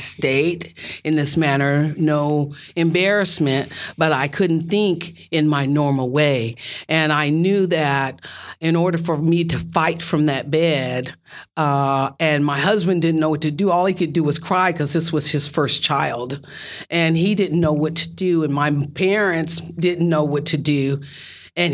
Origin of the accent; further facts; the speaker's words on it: Denver, Colorado, United States; born there; I was born in Denver, Colorado.